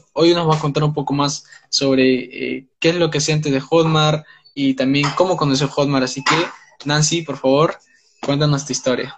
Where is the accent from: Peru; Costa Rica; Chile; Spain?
Peru; soy de Perú